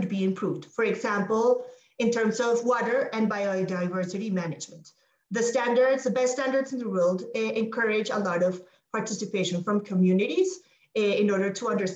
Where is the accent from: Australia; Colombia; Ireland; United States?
Colombia; a country like Colombia, my home country